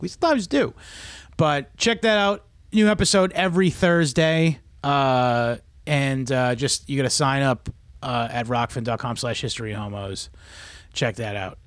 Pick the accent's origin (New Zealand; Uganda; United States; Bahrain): New Zealand; I'm New Zealand. I'm from New Zealand.